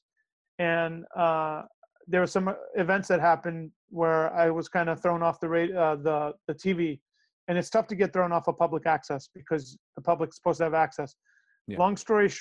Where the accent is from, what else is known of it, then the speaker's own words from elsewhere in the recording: New York, United States; first language Greek; English is a second language; I was born in New York. My first language was Greek because my mom didn't know English.